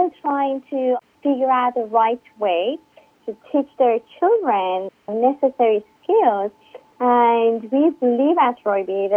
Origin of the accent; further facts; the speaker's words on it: Iran; English is a second language; moved away as an adult; now in United States; I grew up in Iran, moved to the U.S. about 13 years ago.